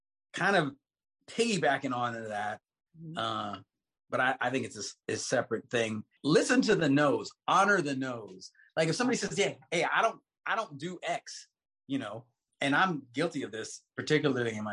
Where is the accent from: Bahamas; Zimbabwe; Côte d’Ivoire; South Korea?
Bahamas; I'm from the Bahamas